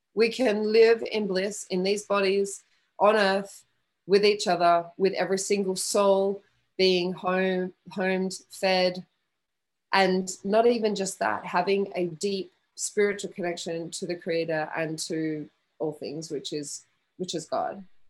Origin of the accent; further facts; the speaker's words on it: Western Australia, Australia; moved away as an adult; also born or lived in Geraldton, Australia / Perth, Australia / London, United Kingdom; I was born in a really small country town in Western Australia called Geraldton. And we moved to Perth when I was 10.